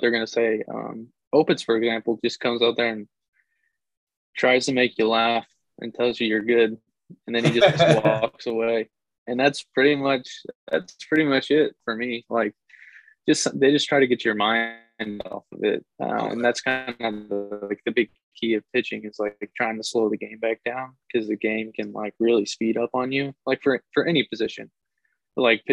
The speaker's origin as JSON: {"language": "English", "region": "Texas", "country": "United States", "moved": "yes", "said": "I'm from Texas"}